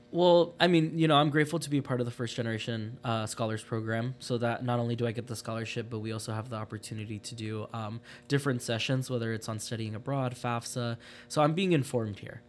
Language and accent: English; Phoenix, Arizona, United States; moved away as an adult; also born or lived in Los Angeles, California; I am originally from Phoenix, Arizona. I was born in, uh, Los Angeles. Um, I went to high school in Phoenix